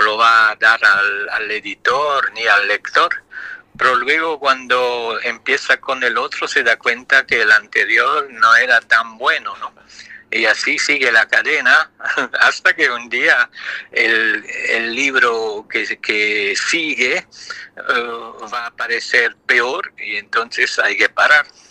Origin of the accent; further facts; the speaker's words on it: Luxembourg; first language Italian; Spanish is a second language; moved away as an adult; also born or lived in France; Yo soy de lengua materna italiana, pero nací en Luxemburgo